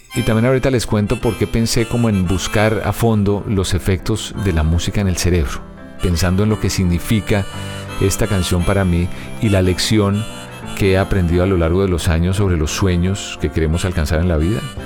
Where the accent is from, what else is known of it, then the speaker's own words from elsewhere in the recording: Bogotá, Colombia; Niza Antigua, que fue, así se llama el barrio donde yo nací y crecí